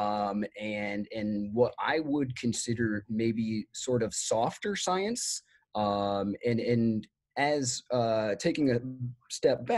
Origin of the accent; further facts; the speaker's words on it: Iowa, United States; moved away as an adult; now in Los Angeles, United States; I'm from Iowa originally and moved to Los Angeles in 2011